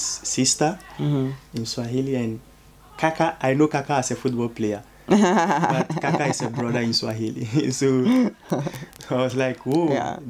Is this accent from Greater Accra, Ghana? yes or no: yes; Accra, Greater Accra, Ghana; So I moved from southeastern to come and stay in Accra, Nima.